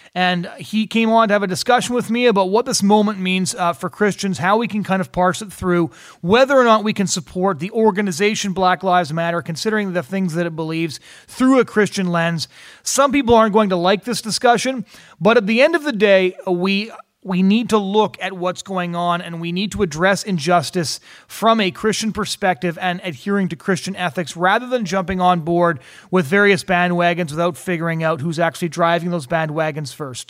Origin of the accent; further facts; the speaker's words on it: United States; I was born in the United States.